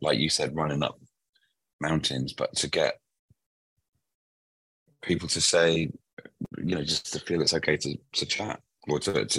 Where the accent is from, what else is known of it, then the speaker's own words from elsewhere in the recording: Liverpool, North West England, United Kingdom; moved away; I grew up in a place called Mossley Hill.